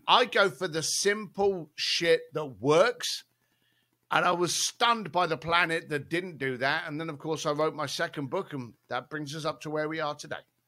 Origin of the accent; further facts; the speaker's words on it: London, United Kingdom; moved away; growing up in East London, as a bricklayer